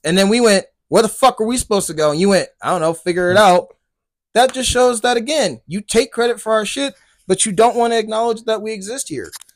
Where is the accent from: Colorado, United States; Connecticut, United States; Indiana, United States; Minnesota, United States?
Colorado, United States; I love my home state